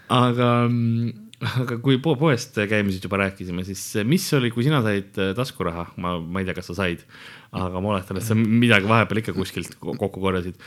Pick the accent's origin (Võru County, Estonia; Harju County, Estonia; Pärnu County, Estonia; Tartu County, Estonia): Harju County, Estonia; Tallinn; first language Estonian; kolisime Lasnamäele ja, ja ülejäänud on ajalugu, nagu öeldakse et siis ma kasvasin seal ülesse